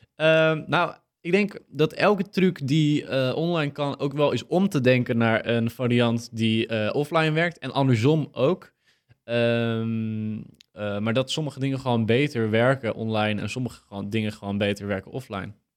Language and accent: Dutch; Purmerend, North Holland, Netherlands; wij, wij komen ook uit Purmerend